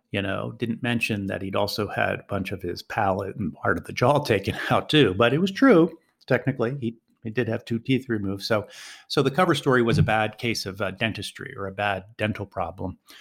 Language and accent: English; Philadelphia, Pennsylvania, United States; moved away as an adult; now in Sarajevo, Bosnia and Herzegovina; I'm from Philadelphia originally